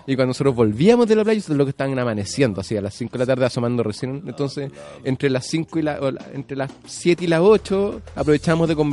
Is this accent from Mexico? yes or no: no; Chile